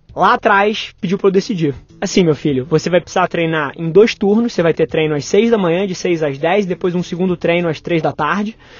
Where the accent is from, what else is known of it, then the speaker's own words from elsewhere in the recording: Rio de Janeiro, Brazil; nasci, nasci no Rio, metrópole, mas logo depois meus pais se separaram e me mudei para casa dos meus avós com a minha mãe e morei minha infância ali.